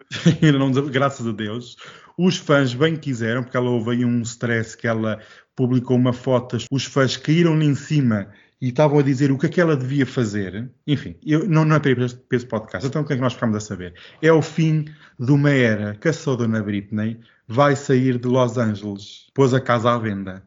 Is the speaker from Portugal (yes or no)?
yes; Portugal; eu como europeu, como português